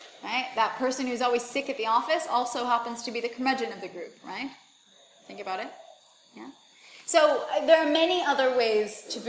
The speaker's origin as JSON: {"language": "English", "country": "United States", "tie": "born or raised there", "moved": "as an adult", "said": "where I grew up in the United States"}